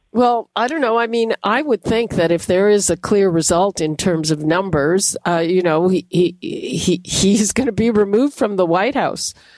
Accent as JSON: {"language": "English", "country": "Canada", "said": "as a Canadian"}